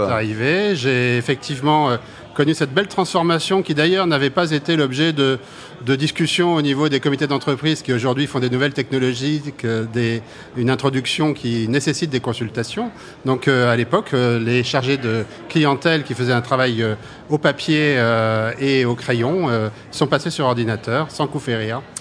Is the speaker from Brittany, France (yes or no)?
yes; Brittany, France; je suis breton d'origine